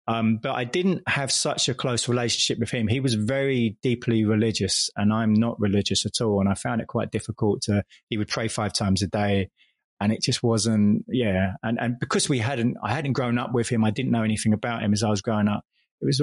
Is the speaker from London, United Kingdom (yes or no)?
yes; London, United Kingdom; first language English; moved away as an adult; also born or lived in Sudan / Jakarta / Switzerland; growing up in London in the 70s and 80s